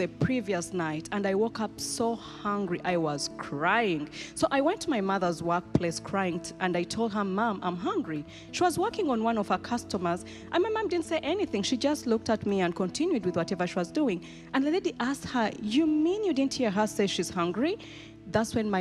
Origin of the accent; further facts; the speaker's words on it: Kampala, Central Region, Uganda; now in Germantown, Maryland, United States; Growing up in Uganda was so hard. I grew up in one of the biggest slums in Kampala called Naguru.